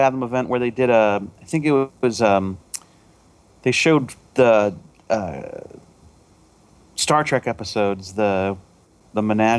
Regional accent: West Des Moines, Iowa, United States; I grew up in West Des Moines, yeah.

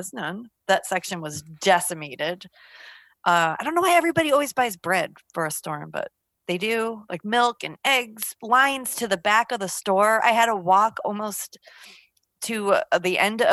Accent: Binghamton, New York, United States; now in Seattle area, United States; I grew up in upstate New York.

